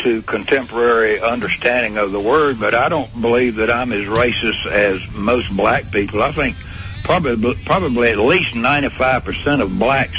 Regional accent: the South, United States; I'm a Southerner.

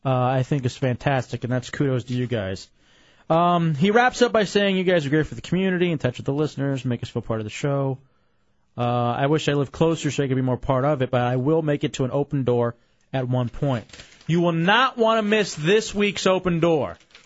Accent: Fairfax, Virginia, United States; I understand you guys came from my hometown of Fairfax, Virginia

